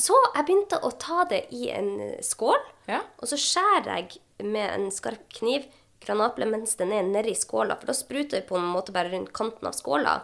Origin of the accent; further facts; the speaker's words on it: Sortland, Nordland, Norway; jobba jeg selv som fastlege på Sortland i hjembyen min